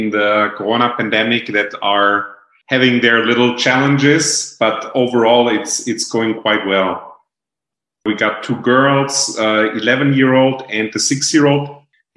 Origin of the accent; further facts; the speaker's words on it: Germany; moved away as an adult; also born or lived in Virginia, United States / Arkansas, United States / Japan; I grew up in Germany, close to the Lake of Constance, which is in the very south of Germany.